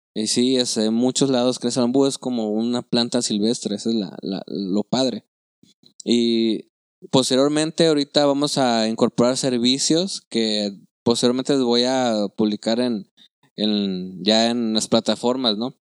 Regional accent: Chiapas, Mexico; moved away; also born or lived in Nuevo León; yo soy de Chiapas

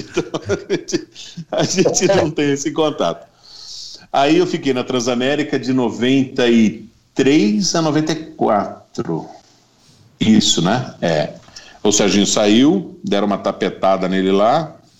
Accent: Artur Nogueira, São Paulo, Brazil; eu fui criado aqui em Herto Nogueira

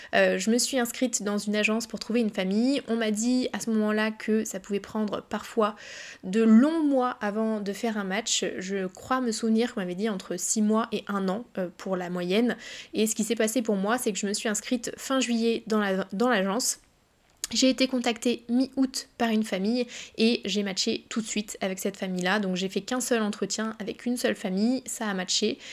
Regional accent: Évreux, Normandy, France; moved away as an adult; also born or lived in Caen / Paris; je viens d'Evreux, pour ceux qui connaissent un petit peu la Normandie

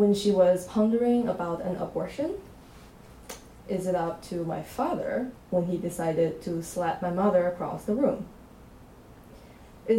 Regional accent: China; English is a second language; moved away; my hometown in China.

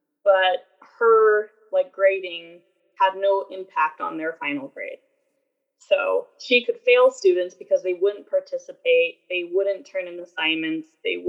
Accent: United States; because we're American. kids

